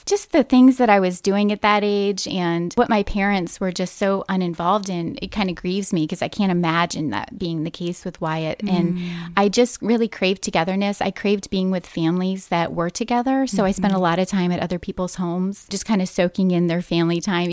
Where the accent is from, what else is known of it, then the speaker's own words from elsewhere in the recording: West Point, New York, United States; I spent so much time in nature in my early childhood. We grew up in West Point, New York